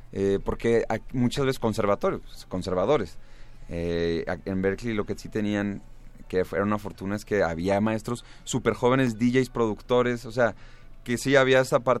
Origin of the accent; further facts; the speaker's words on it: Guadalajara, Jalisco, Mexico; yo soy de Guadalajara, tenía ahí un par, unas par de bandas, estuve en Guadalajara y eso.